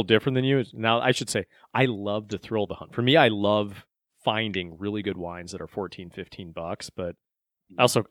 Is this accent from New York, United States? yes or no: no; Beloit, Wisconsin, United States; I grew up in Beloit, Wisconsin.